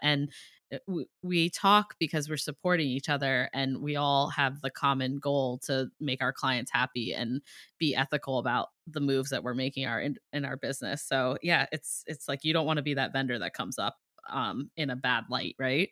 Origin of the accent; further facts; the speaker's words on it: Ohio, United States; now in Boston, United States; I'm from Ohio. I'm like a Midwest girl